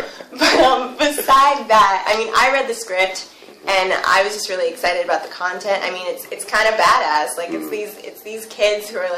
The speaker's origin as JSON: {"language": "English", "town": "Mansfield", "region": "Massachusetts", "country": "United States", "moved": "as an adult", "lives_now": "New York City, United States", "said": "I'm from Mansfield, Massachusetts"}